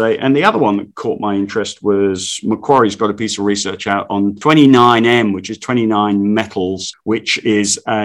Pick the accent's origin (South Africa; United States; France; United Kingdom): United Kingdom; London; now in Australia; I grew up in the East End of London